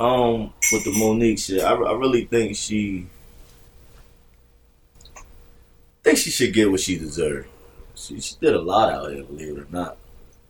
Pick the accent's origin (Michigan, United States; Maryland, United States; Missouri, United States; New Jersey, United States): New Jersey, United States; Grand Street Projects; I grew up in two buildings. My projects only had two buildings. I grew up in Grand Street Project